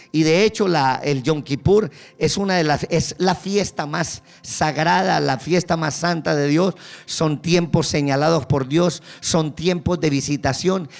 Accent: Colombia; accent: Colombian; now in Kendall, United States; me escucha el acento ya, yo soy colombiano.

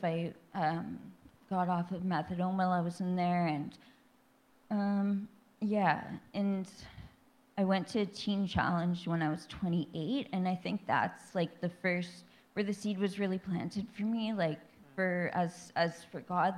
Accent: Thunder Bay, Ontario, Canada; I grew up in Thunder Bay, Ontario, Ontario. was born and raised

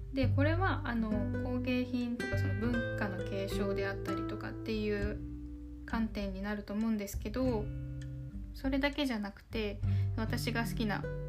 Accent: Okinawa, Japan; accent: 南国なまり (southern-island accent); 地元沖縄

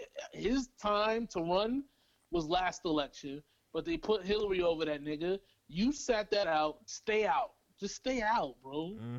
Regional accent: New York City, New York, United States; I'm from the Bronx, bro.

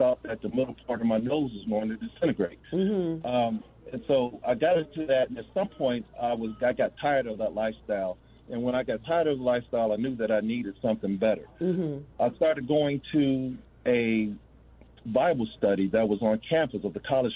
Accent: Gary, Indiana, United States; I grew up in the Baptist church, Van Buren Baptist Church in Gary, Indiana

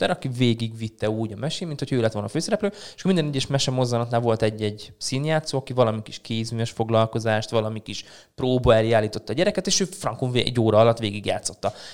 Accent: Szarvas, Békés, Hungary; moved away as an adult; now in Szeged, Hungary; Én szarvasi vagyok, igen. Én szarvasi ott nőttem föl

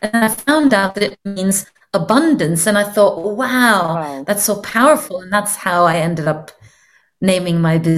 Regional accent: Norway; English is a second language; moved away; they would generally not guess that I'm from Norway, because I've just been spending so many years speaking English as my main language now.

